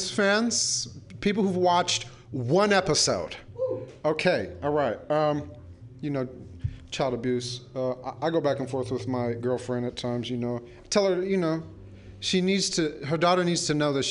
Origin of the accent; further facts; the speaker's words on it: San Francisco, California, United States; I grew up in and around the Castro